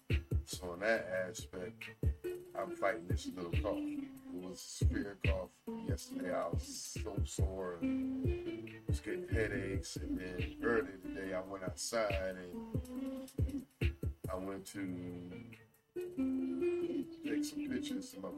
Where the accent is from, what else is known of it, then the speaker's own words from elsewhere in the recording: New Jersey, United States; I'm from New Jersey